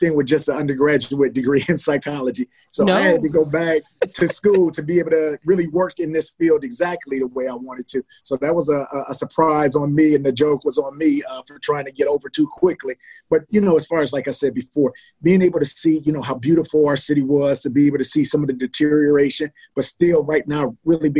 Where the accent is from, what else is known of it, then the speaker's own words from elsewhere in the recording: Milwaukee, Wisconsin, United States; a young man from Milwaukee, Wisconsin, grew up on 7th and Melvina